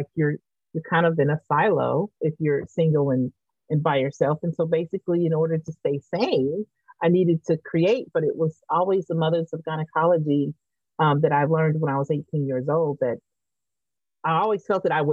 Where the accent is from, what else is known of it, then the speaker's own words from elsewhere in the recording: Verbena, Alabama, United States; also born or lived in Denver, Colorado / Montgomery, Alabama; I was born in Denver, but Verbena, Alabama, just after integration in the 70s